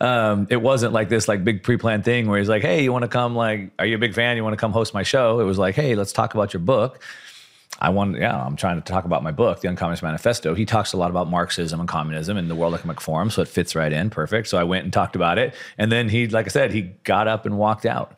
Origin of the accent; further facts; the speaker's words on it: Southern California, United States; I'm from SoCal